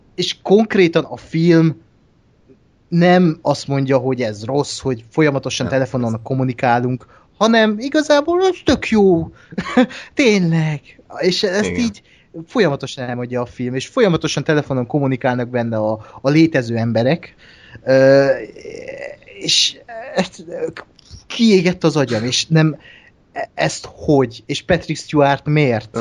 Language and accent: Hungarian; Hungary; mint magyar embert